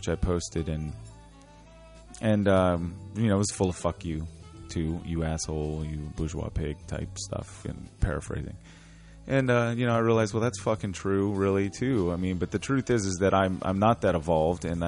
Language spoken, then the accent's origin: English; Richmond, Virginia, United States; my growing up in Church Hill experience